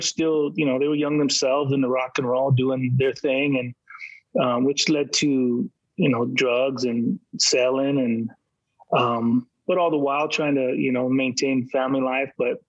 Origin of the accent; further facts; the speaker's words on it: San Diego, California, United States; So, you know, we're from San Diego.